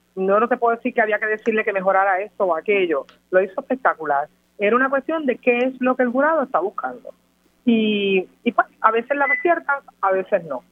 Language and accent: Spanish; Mayagüez, Puerto Rico; Nosotros somos todos de Mayagüez